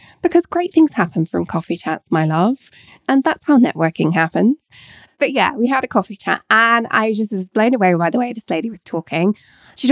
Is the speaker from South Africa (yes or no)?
no; England, United Kingdom; now in Scotland, United Kingdom; I live in Scotland and I was born in Scotland, I went to school in England, spent most of my childhood in England